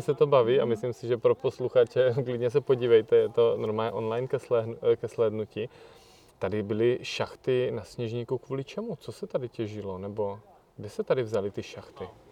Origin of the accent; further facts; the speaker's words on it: Brno, South Moravian Region, Czechia; já jsem z Brna